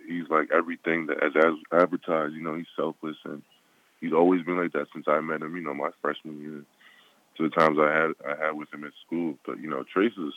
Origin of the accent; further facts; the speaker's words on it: United States; I was born here, but both my parents, you know, my dad was born in Nigeria